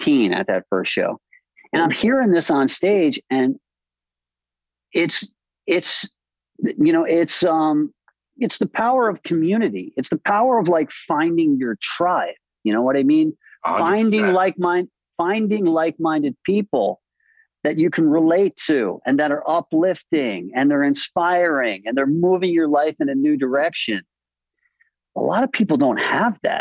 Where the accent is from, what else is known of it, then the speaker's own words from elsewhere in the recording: Westchester, New York, United States; I grew up in Westchester, upper middle class high school